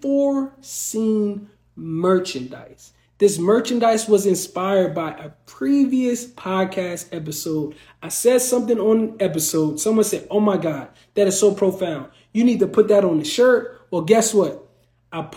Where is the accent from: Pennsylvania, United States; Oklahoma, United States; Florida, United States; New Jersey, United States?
New Jersey, United States; I'm from the Garden State